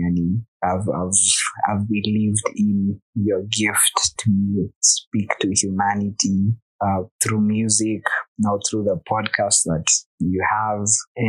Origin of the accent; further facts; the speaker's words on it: Nairobi, Kenya; I was born in Dandora.